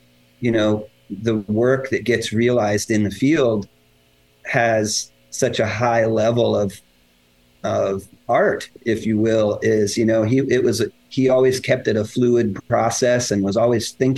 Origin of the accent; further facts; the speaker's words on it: Denver, Colorado, United States; also born or lived in McCook, Nebraska; I grew up in Denver